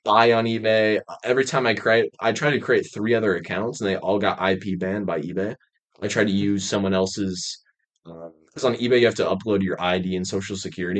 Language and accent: English; Michigan, United States; also born or lived in Raleigh, North Carolina; I was born in Raleigh, North Carolina. And uh, I lived there for a year and then I then I moved to um Michigan and I've been there ever since